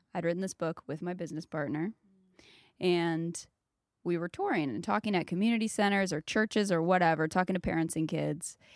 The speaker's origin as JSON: {"language": "English", "region": "South Carolina", "country": "United States", "tie": "born or raised there", "moved": "yes", "said": "I grew up in South Carolina"}